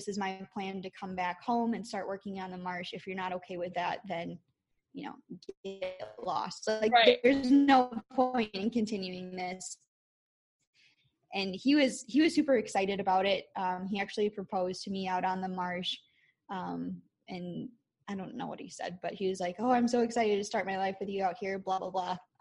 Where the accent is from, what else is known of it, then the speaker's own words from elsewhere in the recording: Wisconsin, United States; I am from Wisconsin.